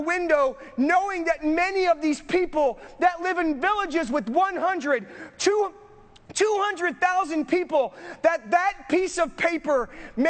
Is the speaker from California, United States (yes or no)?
yes; Southern California, United States; now in Northern California, United States; I grew up in Southern California.